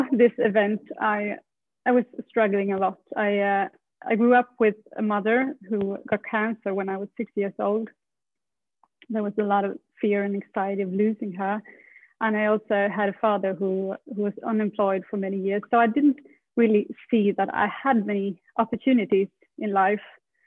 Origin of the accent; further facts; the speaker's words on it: Sweden; moved away as an adult; I moved from Sweden when I was 19.